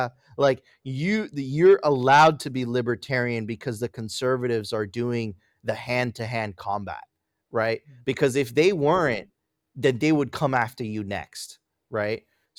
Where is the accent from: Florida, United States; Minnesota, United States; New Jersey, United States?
Florida, United States; Miami; Listen, I grew up in Miami, bro. Miami is one of the, like, it is like, there's a huge gay community there.